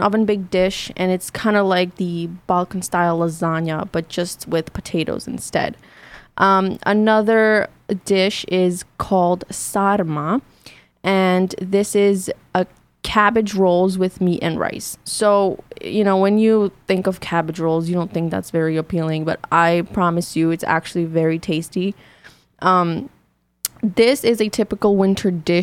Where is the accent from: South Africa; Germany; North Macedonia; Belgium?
North Macedonia; now in United States; when I came from Macedonia to the States